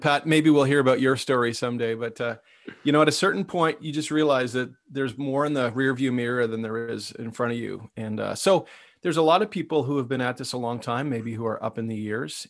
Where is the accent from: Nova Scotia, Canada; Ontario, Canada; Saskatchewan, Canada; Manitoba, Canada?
Ontario, Canada; Ottawa; I, I grew up in Ottawa